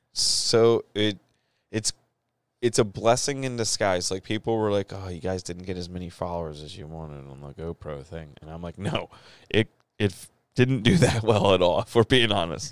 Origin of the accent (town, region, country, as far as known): United States